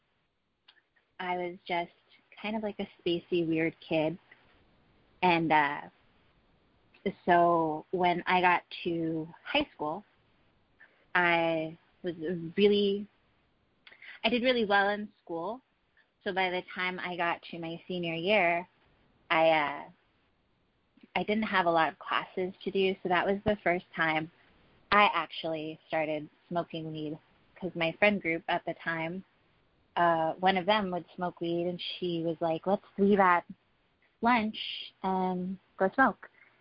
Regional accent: Los Angeles, California, United States; I am from Los Angeles. I've always been – I'm a native.

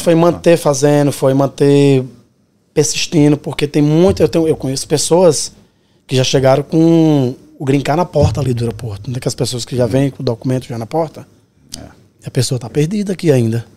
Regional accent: Petrolina, Pernambuco, Brazil; moved away as an adult; also born or lived in Cabrobó, Pernambuco; now in New York, United States; E fui criado em Petrolina, né? Cresci em Petrolina, Pernambuco, pertinho.

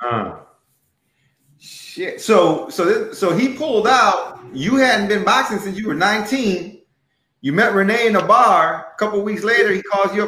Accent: Chicago, Illinois, United States; now in Houston, United States; I'm from Chicago, born and raised

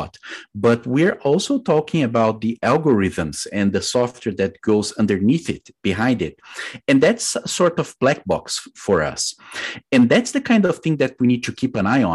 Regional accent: Brazil; moved away as an adult; also born or lived in United Kingdom; now in United States; I am originally from Brazil

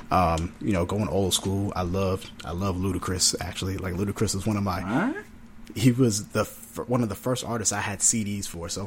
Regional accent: North Carolina, United States; I'm from North Carolina

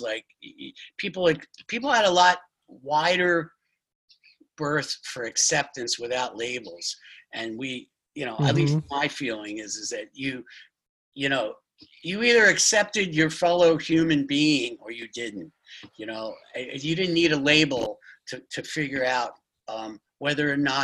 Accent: Philadelphia, Pennsylvania, United States; I'm from Philadelphia

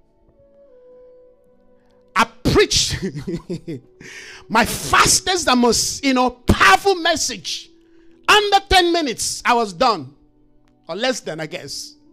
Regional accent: Jos, Plateau, Nigeria; moved away; I grew up in Jos, Nigeria

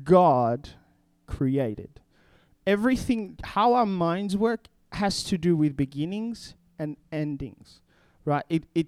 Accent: DR Congo; English is a second language; So if I come from the Congo and I grew up in a completely different culture. I already spoke two languages by the time I was 12. And so when we're talking, I had to learn how to think in English

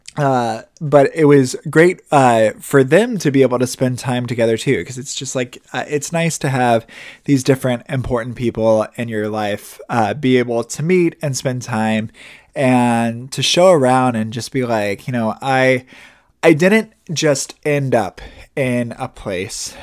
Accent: Indiana, United States; moved away as an adult; also born or lived in Milwaukee; now in Tampa, United States; we're both from Indiana

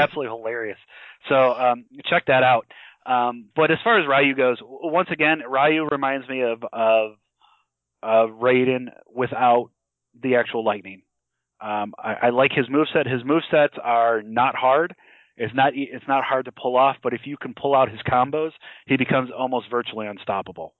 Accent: Chicago, Illinois, United States; there's a place I grew up in. I'm from Chicago, so there's a place in the suburbs.

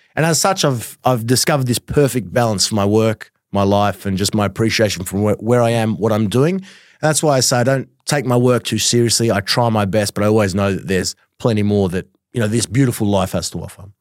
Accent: Australia; growing up in Australia

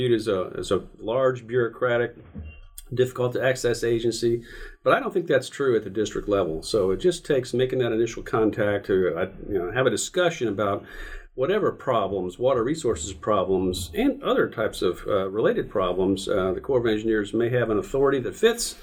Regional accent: Northwest Florida, United States; I grew up in Northwest Florida

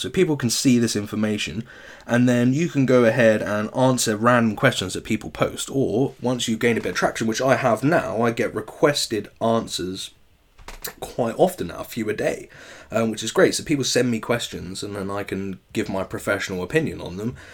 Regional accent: England, United Kingdom; us English people

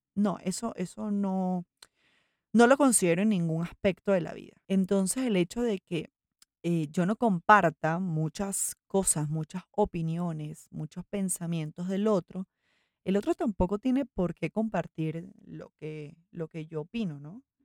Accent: Venezuela; moved away as an adult; now in Medellín, Colombia; Yo soy venezolana, vivo en Colombia desde hace seis años

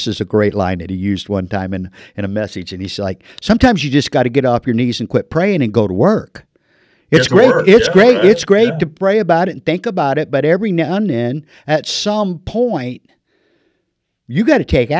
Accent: Illinois, United States; moved away as an adult; now in Marana, United States; I'm a Land of Lincoln guy. I've been in the desert for 30 years, but I was born in Illinois

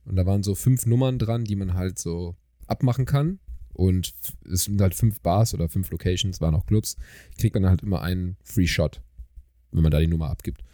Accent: Germany; ich bin aus Deutschland.

